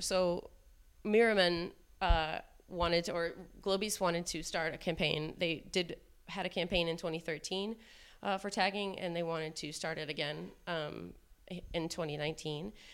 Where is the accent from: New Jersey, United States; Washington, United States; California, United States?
Washington, United States; Seattle; I'm from Seattle, Washington